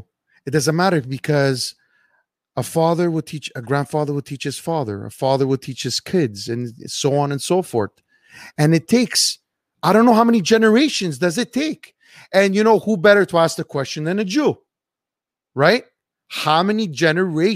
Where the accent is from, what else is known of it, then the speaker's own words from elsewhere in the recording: Canada; you both and I are Canadian. We're not American